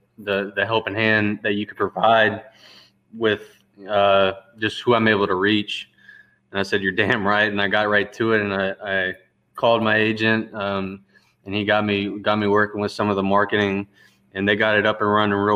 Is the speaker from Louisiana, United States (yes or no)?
yes; Lake Charles, Louisiana, United States; there's a college there called McNeese State University that my grandfather coached at. And ever since I can remember, I was just tied into the city through that and football